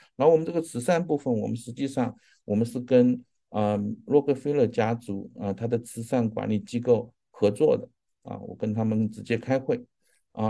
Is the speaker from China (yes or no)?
yes; China; 我们中国人，啊，特别是亚裔，是希望持有很多房地产